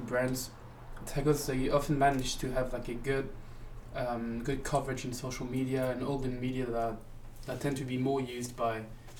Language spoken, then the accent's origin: English; France; I'm French.